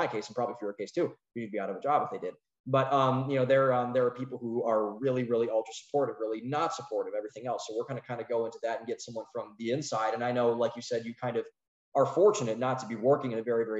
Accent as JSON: {"language": "English", "region": "Northeast Ohio", "country": "United States", "said": "We're from Northeast Ohio"}